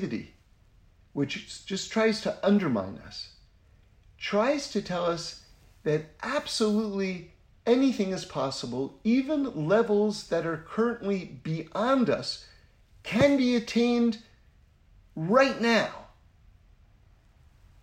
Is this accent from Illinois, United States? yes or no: no; New York City, New York, United States; I grew up in New York City, which is, you know, a pretty wild place to grow up